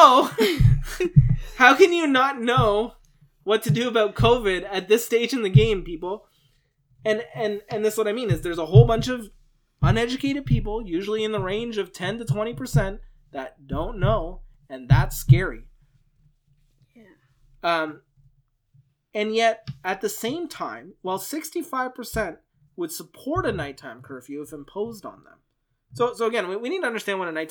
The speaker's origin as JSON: {"language": "English", "country": "Canada", "said": "I'm Canadian"}